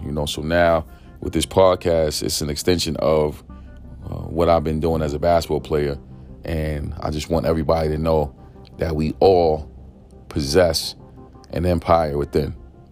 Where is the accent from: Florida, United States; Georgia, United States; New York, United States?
New York, United States; New York City; I grew up in East New York, Brooklyn, pink houses to be exact